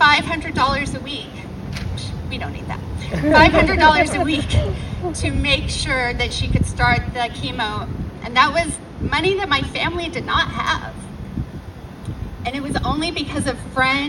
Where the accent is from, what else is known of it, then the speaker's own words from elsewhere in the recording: Wichita, Kansas, United States; I live in Wichita. I grew up in Wichita.